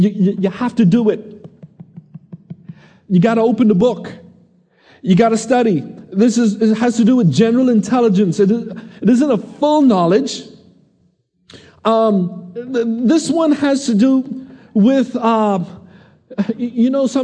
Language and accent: English; Nassau, Bahamas; I said, "Nassau."